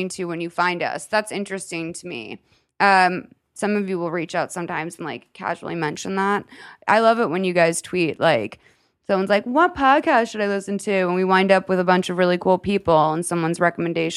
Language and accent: English; Lexington, Massachusetts, United States; I'm from Lexington, Massachusetts